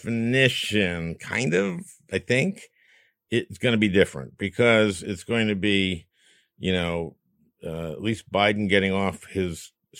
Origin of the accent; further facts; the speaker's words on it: Minnesota, United States; oh boy, I'm from Minnesota, I'm Lutheran.